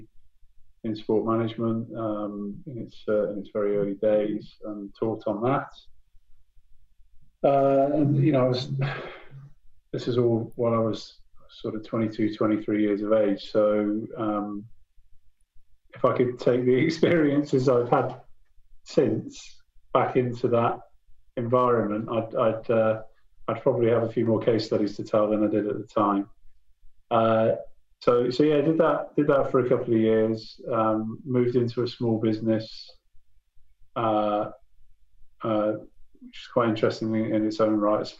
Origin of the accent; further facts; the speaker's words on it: Bristol, South West England, United Kingdom; moved away as an adult; now in Newcastle, United Kingdom; where I'm from, I'm originally from Bristol. I moved up to the northeast way back in 1989